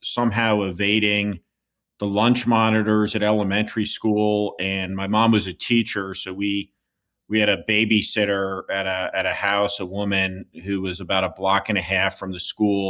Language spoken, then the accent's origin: English; New Jersey, United States; moved away as an adult; I'm this kid from New Jersey, 23, 24 years old